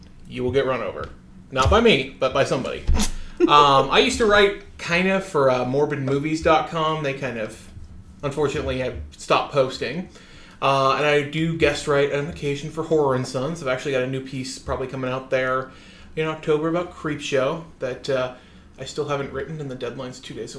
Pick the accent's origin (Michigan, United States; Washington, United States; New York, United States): Washington, United States; Tacoma; I am from Tacoma, the better of the SeaTac area.